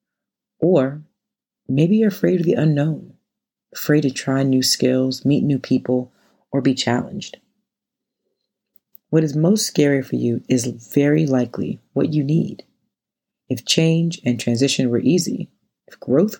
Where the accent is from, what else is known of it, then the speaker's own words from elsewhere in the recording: North Carolina, United States; now in New York City, United States; Growing up in North Carolina